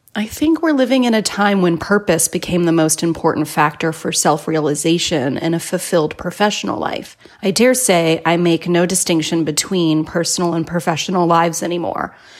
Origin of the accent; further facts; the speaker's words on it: Brazil; I'm from Brazil